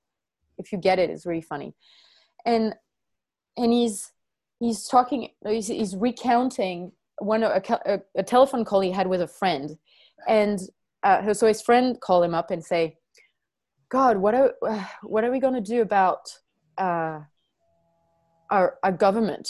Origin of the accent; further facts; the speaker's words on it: France; moved away; also born or lived in New Zealand; I do have a passport from France